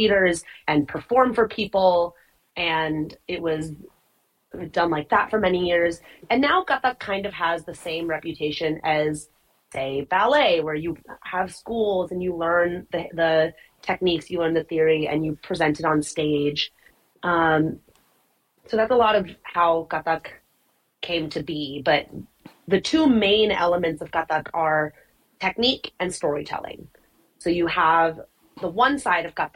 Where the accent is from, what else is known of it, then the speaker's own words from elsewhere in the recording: United States; I'm Indian, but I was born in the U.S. My mom was born in the U.S.